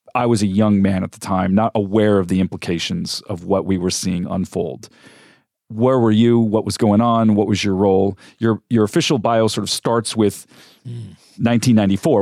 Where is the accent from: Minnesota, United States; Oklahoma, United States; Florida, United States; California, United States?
California, United States; moved away as an adult; also born or lived in Africa / Middle East; now in Phoenix, United States; I'm not from Arizona. I grew up in California and have also lived and worked, uh, overseas extensively, mostly in Africa and the Middle East